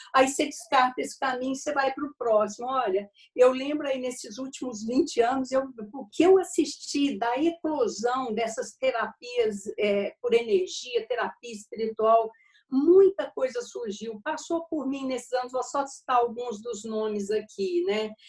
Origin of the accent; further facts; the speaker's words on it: Uberaba, Minas Gerais, Brazil; Eu nasci em Uberaba, a terra do Chico Xavier, em Minas uhum, Gerais, uhum. E, em uma família muito espírita e a gente tinha essa ligação espiritual muito forte desde a infância